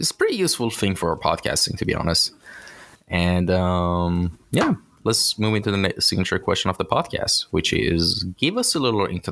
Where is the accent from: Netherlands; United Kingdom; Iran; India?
Iran; from my home country, I'm actually from Iran